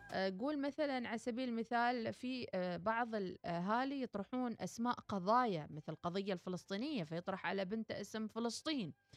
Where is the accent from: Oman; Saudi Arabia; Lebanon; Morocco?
Oman; كلنا كعمانيين